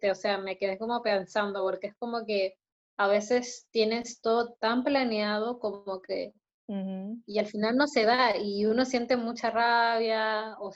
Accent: Mendoza, Argentina; pensaban que yo era argentina y era como, ¿what? ¡Soy de Mendoza?

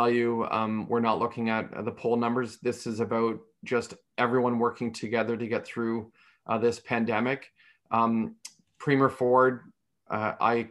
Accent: Newbury, Ontario, Canada; I was born and raised in a small village, Newbury, Ontario, population 402 people.

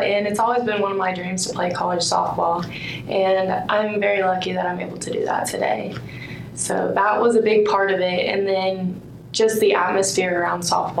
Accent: Indiana, United States; I am from Indiana.

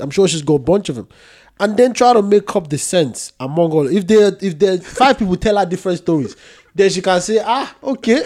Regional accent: Nigeria; I'm Nigerian

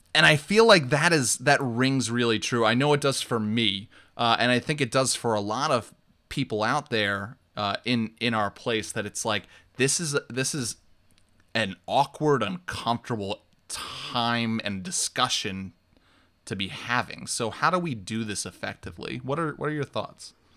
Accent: New York, United States; growing up in New York

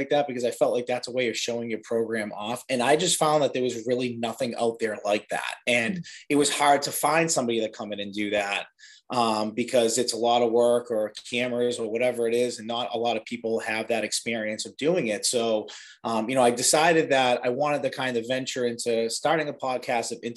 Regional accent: Medford, Massachusetts, United States; I'm from Medford. I grew up in Medford pretty much my entire life

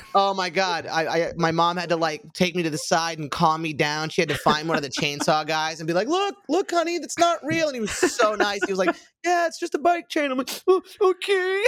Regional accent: Orlando, Florida, United States; moved away; when I was growing up in Orlando

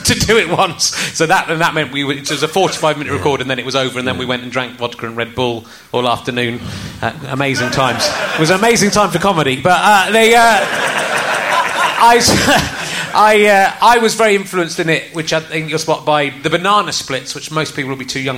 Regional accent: Cheddar, South West England, United Kingdom; also born or lived in Loughborough; I moved from Loughborough when I was 8 to Cheddar

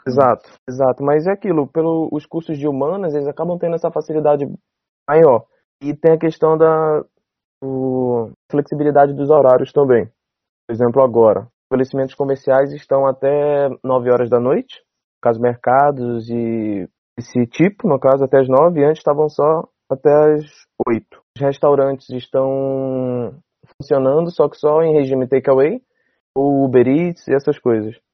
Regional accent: Brazil; como brasileiro

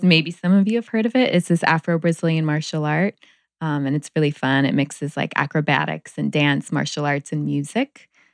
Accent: Palm Springs, California, United States; I grew up in Palm Springs

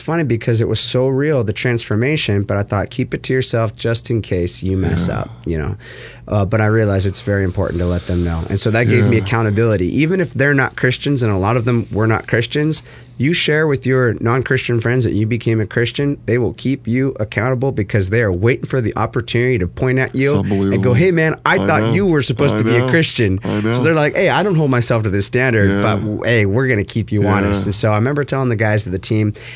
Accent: Huntington Beach, California, United States; here I'm in Huntington Beach, California, my hometown.

